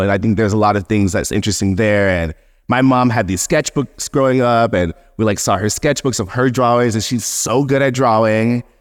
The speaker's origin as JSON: {"language": "English", "town": "Seale", "region": "Alabama", "country": "United States", "tie": "born or raised there", "also_born_or_lived": "Brooklyn / Margate", "moved": "yes", "said": "I'm from Seal, Alabama"}